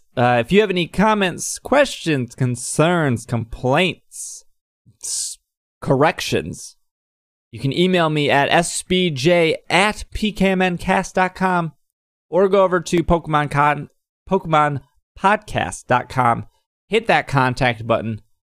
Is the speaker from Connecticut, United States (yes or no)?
yes; Southington, Connecticut, United States; I am from Southington, Connecticut.